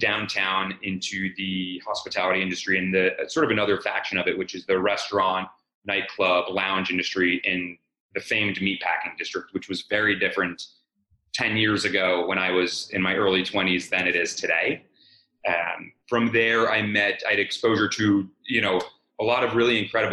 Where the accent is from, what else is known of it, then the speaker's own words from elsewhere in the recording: Montclair, New Jersey, United States; moved away as an adult; now in New York City, United States; I grew up in Montclair, New Jersey, about 10 miles outside of New York